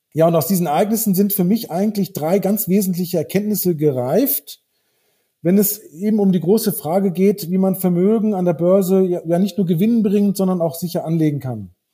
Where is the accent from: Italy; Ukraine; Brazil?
Brazil; also born or lived in Northern Germany / Frankfurt; now in Munich, Germany; ich bin in Brasilien aufgewachsen